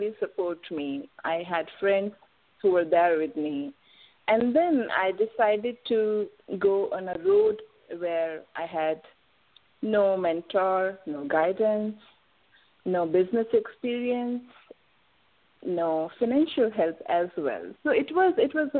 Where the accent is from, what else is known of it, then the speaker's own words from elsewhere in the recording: India; I am from India